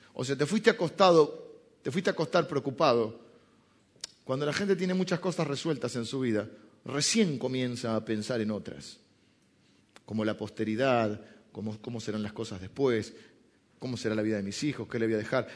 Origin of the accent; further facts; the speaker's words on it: Argentina; argentinos somos italianos que hablan español